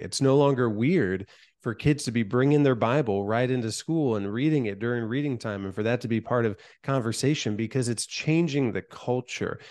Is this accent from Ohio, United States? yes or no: yes; Van Wert, Ohio, United States; my hometown of Van Wert, Ohio